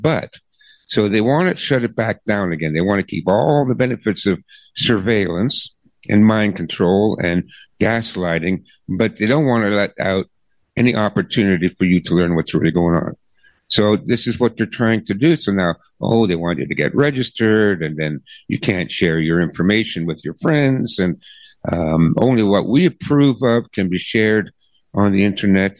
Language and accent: English; Canada; I'm a Canadian